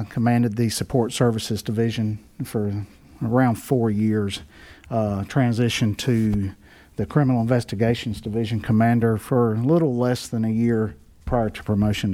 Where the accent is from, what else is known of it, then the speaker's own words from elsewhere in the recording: Garner, North Carolina, United States; I'm a Garner native, except I was born in Garner and raised my entire life here.